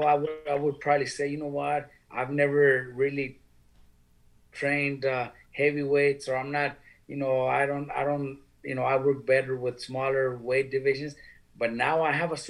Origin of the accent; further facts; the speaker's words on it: California, United States; us that are from California